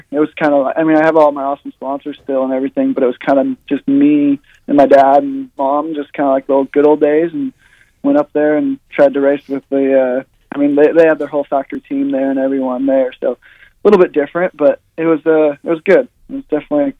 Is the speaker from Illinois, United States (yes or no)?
no; Washington, United States; now in Travelers Rest, United States; I came from Washington, obviously, and then so I go there kind of the winter break and summer break.